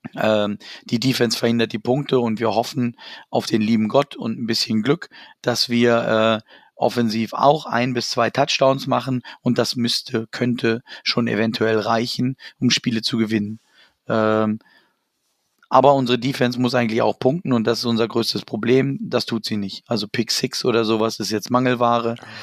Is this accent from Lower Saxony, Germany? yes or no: yes; Hanover, Lower Saxony, Germany; das ist meine Heimat, da komme ich her